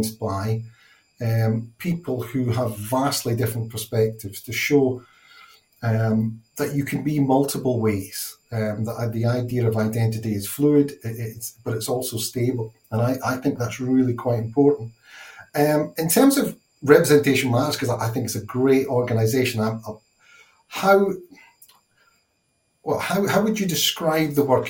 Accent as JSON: {"language": "English", "region": "Scotland", "country": "United Kingdom", "said": "being Scottish"}